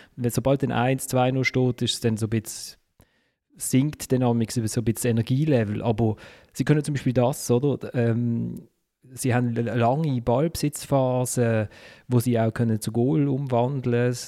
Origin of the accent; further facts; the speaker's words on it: Basel, Basel-Stadt, Switzerland; jetzt als Basler